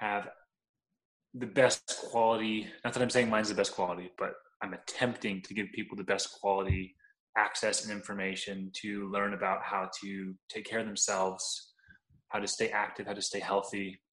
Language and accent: English; Southern California, United States; growing up in Southern California, you can't not be, because we have amazing Mexican food out here